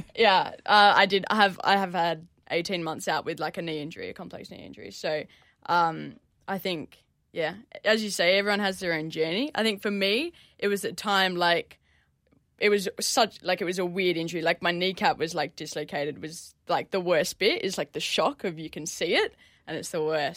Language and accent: English; Perth, Western Australia, Australia; now in Melbourne, Australia; I grew up in Perth